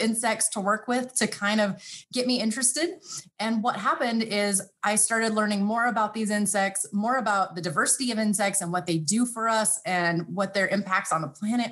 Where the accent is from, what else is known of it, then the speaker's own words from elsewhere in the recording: Fresno, California, United States; moved away as an adult; also born or lived in upstate New York; Fresno State University. So out in California, that's my hometown